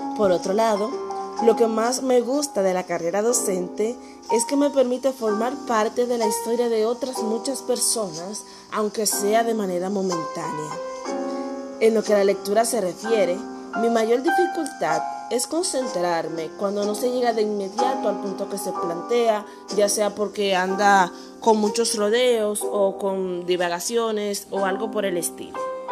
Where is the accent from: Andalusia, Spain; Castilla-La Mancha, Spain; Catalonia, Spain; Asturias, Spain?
Asturias, Spain; now in Santiago; soy de Asturias y vivo en Santiago